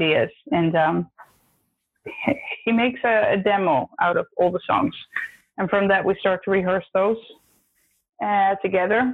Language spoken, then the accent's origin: English; Netherlands; now in Sweden; the Netherlands, where I'm from